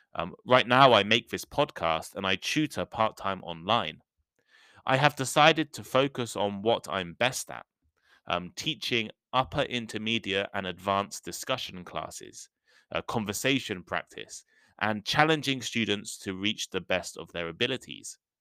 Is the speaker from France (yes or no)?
no; a small village in the center of England, United Kingdom; moved away as an adult; also born or lived in Nottingham / Shikoku, Japan / London / Taipei, Taiwan; For the first twenty-one years of my life, I lived in England. I grew up in a small village in the center of the country